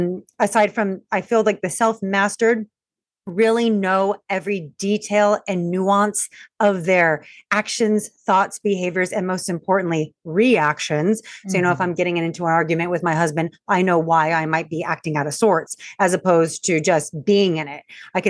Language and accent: English; Long Beach, California, United States; I'm from Long Beach, California.